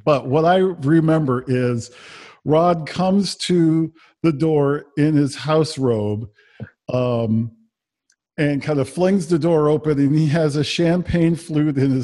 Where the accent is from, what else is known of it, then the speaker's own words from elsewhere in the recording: Southern California, United States; I'm from Southern California